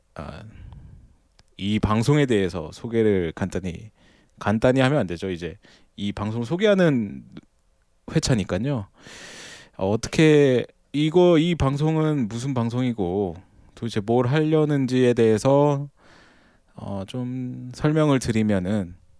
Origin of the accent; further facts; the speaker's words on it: South Korea; 저도 아무래도 한국인이다 보니까